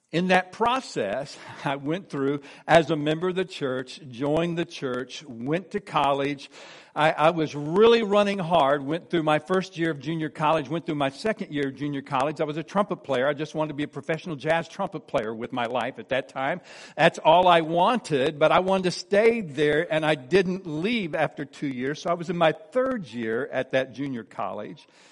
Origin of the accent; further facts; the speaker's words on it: De Soto, Missouri, United States; I was born and raised in DeSoto, Missouri